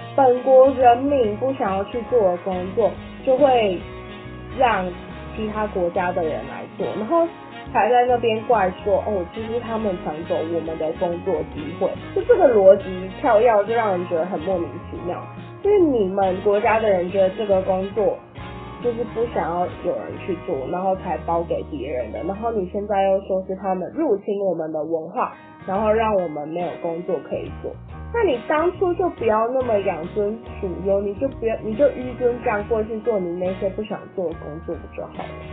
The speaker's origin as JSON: {"language": "Chinese", "country": "Taiwan", "tie": "born or raised there", "said": "像我们这种年轻人，就是从小生长大都在台湾，我自己认为， I was born in Taiwan，所以我就是，我自己认为我是一个天然族，我就是觉得台湾是一个独立的国家，我是台湾人"}